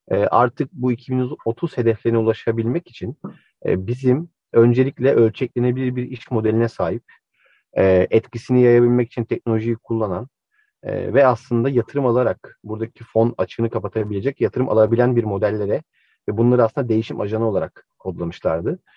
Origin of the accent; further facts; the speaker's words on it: Çorlu, Tekirdağ, Turkey; 88 Çorlu doğumluyum. Ee, öğrenime Çorlu sonrasında lisede Kuleli Askeriyesi akabinde Karar Okulu'nda devam ettim.